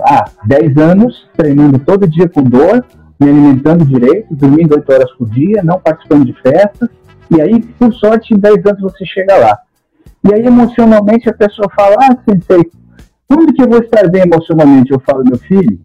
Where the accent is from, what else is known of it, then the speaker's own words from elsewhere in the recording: São Vicente, São Paulo, Brazil; Eu sou de São Vicente, litoral paulista